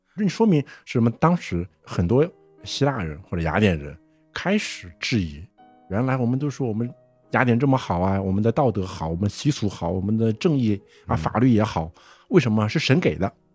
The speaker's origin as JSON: {"language": "Chinese", "country": "China", "said": "我中国人也是嘛，小的时候大部分都是听着神话，看着戏，嗯，戏曲长大的嘛"}